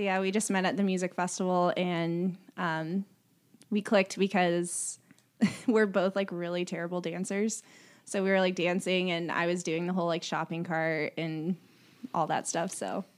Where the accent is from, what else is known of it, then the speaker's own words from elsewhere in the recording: Carmel, Indiana, United States; also born or lived in Lexington, Kentucky; now in Lafayette, United States; I am from, originally from Lexington, Kentucky, but grew up in Carmel, Indiana